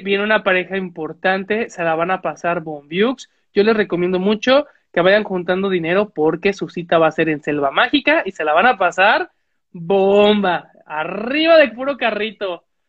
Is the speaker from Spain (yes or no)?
no; Mexico